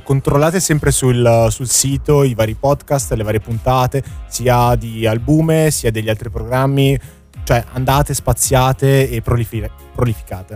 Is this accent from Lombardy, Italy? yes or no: yes; Milan, Lombardy, Italy; da buon milanese